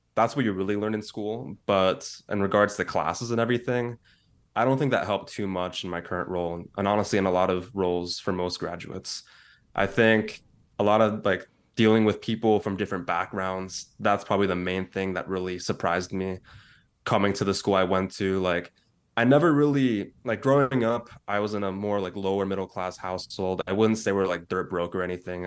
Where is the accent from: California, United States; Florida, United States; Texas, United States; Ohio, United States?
California, United States; San Francisco Bay Area; also born or lived in East Bay / San Diego; my entire life. So I grew up mainly in the Bay Area, the San Francisco Bay Area.